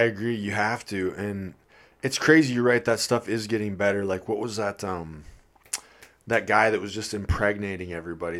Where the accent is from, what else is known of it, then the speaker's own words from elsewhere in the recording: Midwest, United States; I'm from the Midwest